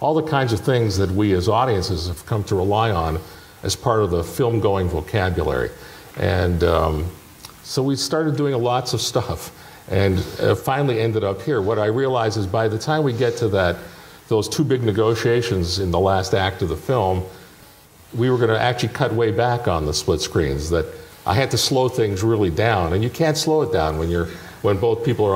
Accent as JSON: {"language": "English", "town": "Toronto", "region": "Ontario", "country": "Canada", "tie": "born or raised there", "moved": "yes", "said": "I grew up in Toronto."}